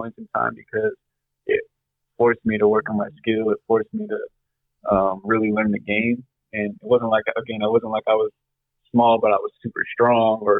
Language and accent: English; Whittier, California, United States; Yeah, I'm born and raised in Whittier. Went to elementary and middle school in Whittier.